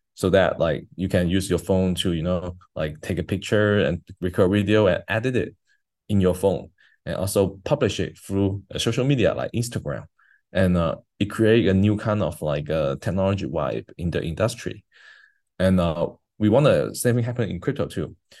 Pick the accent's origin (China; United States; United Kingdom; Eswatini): China; I grew up in China, so like in a high school, as a, as a high school kid in China